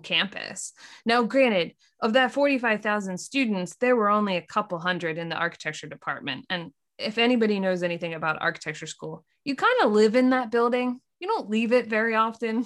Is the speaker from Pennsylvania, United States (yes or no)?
yes; Lancaster, Pennsylvania, United States; we grew up in Lancaster, Pennsylvania